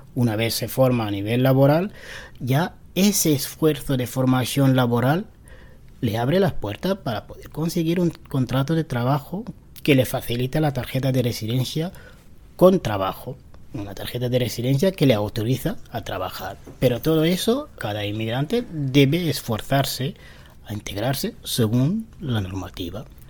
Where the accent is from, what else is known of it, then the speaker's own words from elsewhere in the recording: Morocco; first language Tarifit; Spanish is a second language; now in Spain; Yo soy marroquí yo vengo a España para cambiar eh, mi vida